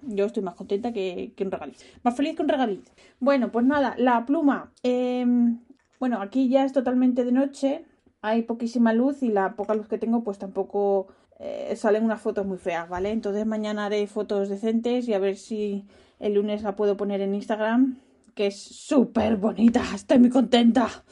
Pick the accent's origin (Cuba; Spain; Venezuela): Spain; moved away as an adult; now in Netherlands; soy española